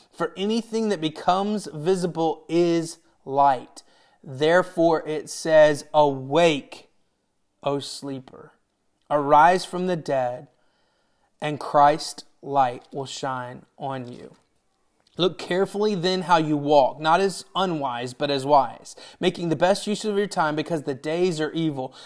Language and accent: English; Memphis, Tennessee, United States; we're from Memphis